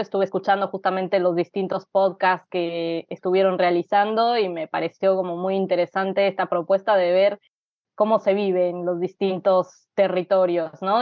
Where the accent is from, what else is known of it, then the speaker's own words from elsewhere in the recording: Mexico City, Mexico; moved away as an adult; now in Buenos Aires, Argentina; nací en Ciudad de México en 1989, Eh, y viví ahí hasta los 26 años, que me vine a vivir a Buenos Aires.